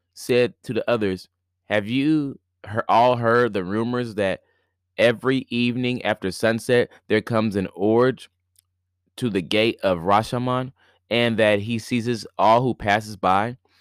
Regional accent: Indiana, United States; now in near New York City, United States; Today is my last day here in my hometown

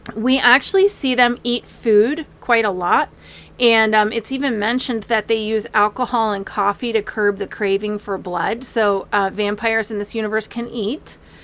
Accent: Manassas, Virginia, United States; I grew up in Manassas, Virginia, where we got to see Civil War reenactments

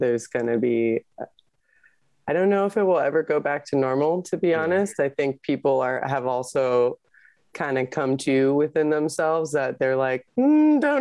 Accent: California, United States; this is my home state

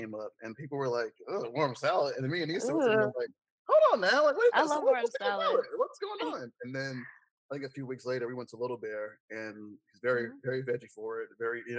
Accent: Decatur, Georgia, United States; also born or lived in Atlanta; I was born in Atlanta. I was raised in Decatur.

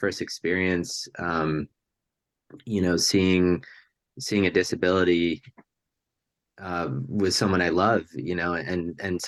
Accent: Hunterdon County, New Jersey, United States; I grew up in a pretty rural part of New Jersey at the time, Hunterdon County, New Jersey

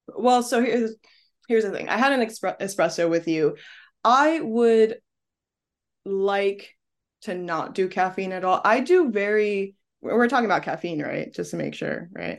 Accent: New York City, New York, United States; moved away as an adult; now in Paris, France; I'm a New Yorker

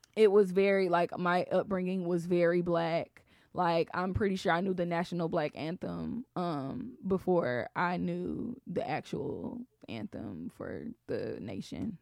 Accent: Atlanta, Georgia, United States; I'm from Atlanta

